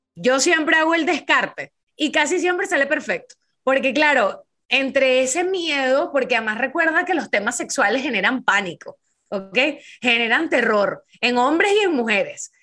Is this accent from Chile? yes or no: no; Venezuela; en Venezuela, en mi país